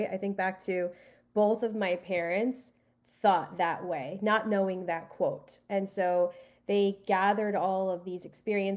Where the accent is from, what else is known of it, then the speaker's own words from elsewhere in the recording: Colombian American, South Florida, United States; based out of South Florida. I am Colombian American.